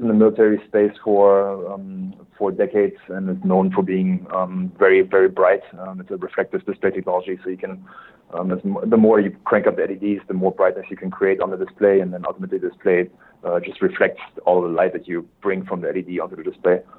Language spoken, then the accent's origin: English; Germany; English is a second language; moved away as an adult; also born or lived in Switzerland; now in United States; born and raised in Germany. My accent probably gives me away right away